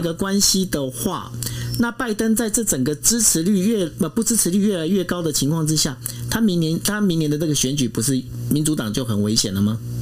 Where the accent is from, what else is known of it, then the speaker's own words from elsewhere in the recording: Taiwan; 身为我们在台湾，我们是一个台湾人